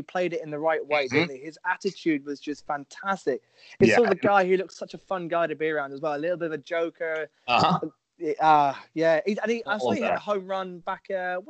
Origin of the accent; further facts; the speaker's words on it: England, United Kingdom; As an Englishman